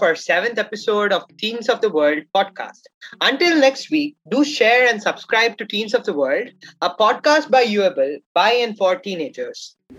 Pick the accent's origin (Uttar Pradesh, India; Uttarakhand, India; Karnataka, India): Karnataka, India; I'm from Karnataka, India